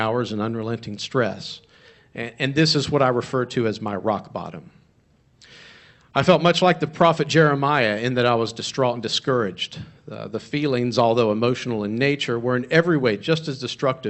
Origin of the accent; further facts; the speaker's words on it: Charlotte, North Carolina, United States; moved away as an adult; now in Virginia, United States; I grew up in North Carolina near Charlotte area, Lake Norman area